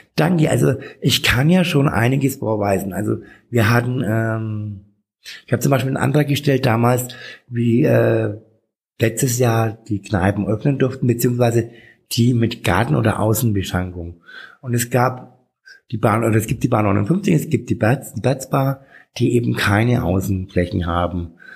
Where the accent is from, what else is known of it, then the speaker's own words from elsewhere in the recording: Bad Windsheim, Bavaria, Germany; now in Nuremberg, Germany; ich bin in Bad Windsheim aufgewachsen, ähm, das ist 50 Kilometer von hier